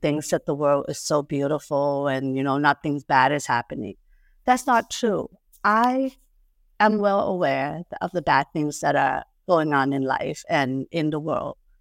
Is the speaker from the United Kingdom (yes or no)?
no; Thailand; moved away; I was born and raised in Thailand